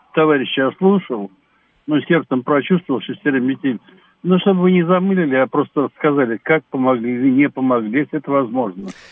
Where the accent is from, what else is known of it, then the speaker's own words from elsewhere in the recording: Moscow, Russia; Я москвич коренной